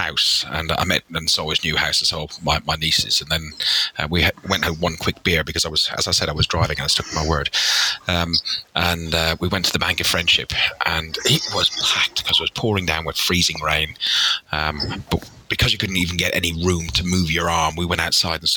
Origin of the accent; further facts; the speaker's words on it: Ireland; I'm Irish